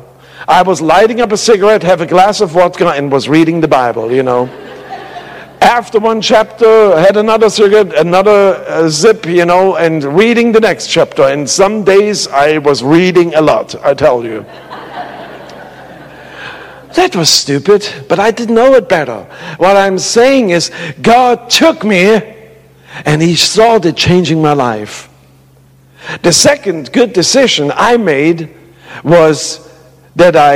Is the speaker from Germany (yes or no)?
yes; Germany; moved away; I grew up in the Russian part